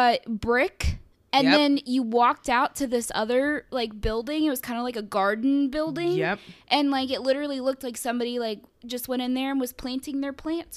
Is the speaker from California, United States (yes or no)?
no; Oakland, Maryland, United States; Oakland, my hometown